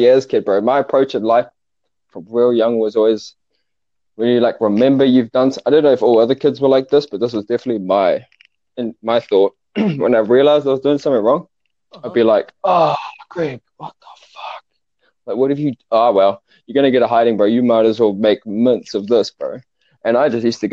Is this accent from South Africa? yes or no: yes; Cape Town, Western Cape, South Africa; now in Auckland, New Zealand; I'm from South Africa, like Cape Town.